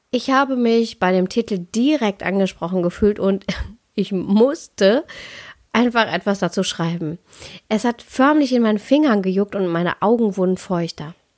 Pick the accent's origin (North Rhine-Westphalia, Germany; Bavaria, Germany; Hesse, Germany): North Rhine-Westphalia, Germany; Ruhr area; ich komme ja aus dem Ruhrpott